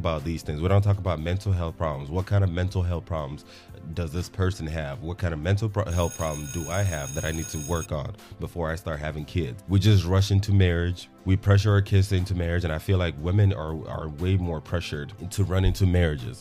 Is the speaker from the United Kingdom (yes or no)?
no; Nigeria; now in Texas, United States; as a Nigerian